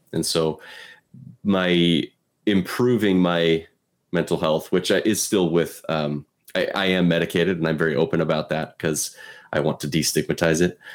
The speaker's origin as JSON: {"language": "English", "region": "Pacific Northwest", "country": "United States", "tie": "born or raised there", "said": "So I was born and raised in the Pacific Northwest"}